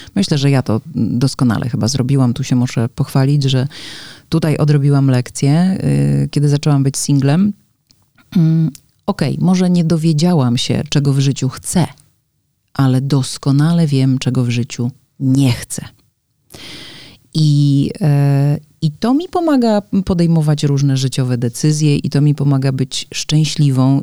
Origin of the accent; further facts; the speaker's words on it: Łódź, Łódź Voivodeship, Poland; moved away as an adult; now in Warsaw, Poland; Ja też pochodzę z dużego miasta, bo Łódź jednak nie jest y, małym miasteczkiem